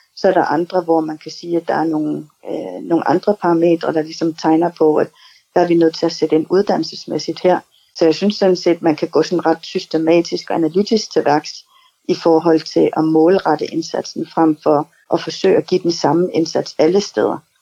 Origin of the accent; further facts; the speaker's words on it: Greenland; also born or lived in New York; Kommer jeg jo fra Grønland, og har boet i Grønland stort set hele mit liv.